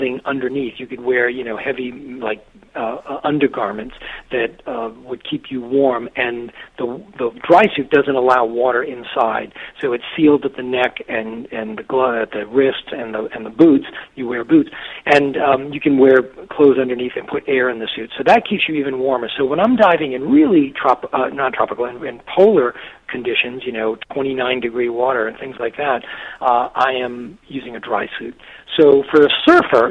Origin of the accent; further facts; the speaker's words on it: Massachusetts, United States; I grew up in a little textile mill town in Massachusetts